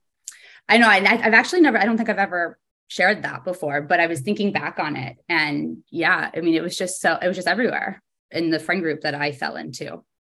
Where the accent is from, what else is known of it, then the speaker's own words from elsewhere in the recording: East Coast, United States; also born or lived in New Jersey / Pittsburgh / Connecticut; now in New York, United States; All over the East Coast, pretty much. We moved around a lot when I was younger. I was always the new kid. I lived in New Jersey, in Pittsburgh, Connecticut.